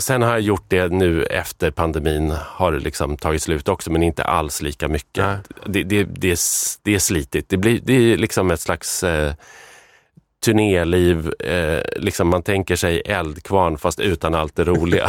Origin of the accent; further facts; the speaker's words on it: Arbrå, Gävleborg County, Sweden; jag växte upp i Arbro